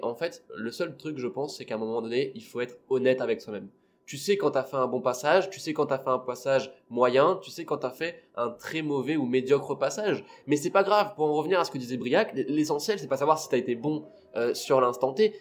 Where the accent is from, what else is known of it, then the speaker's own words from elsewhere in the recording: Réunion; now in Toulouse, France; j'ai grandi à La Réunion, parce que je suis né là-bas, j'ai grandi, toute ma famille est là-bas